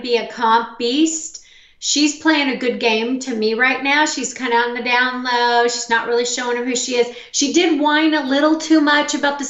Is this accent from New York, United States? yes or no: no; Missouri, United States; Bailey's from my home state, Missouri.